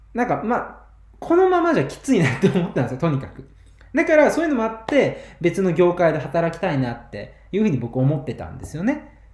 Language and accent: Japanese; Kagawa, Japan; 僕、地元香川県なんですけど。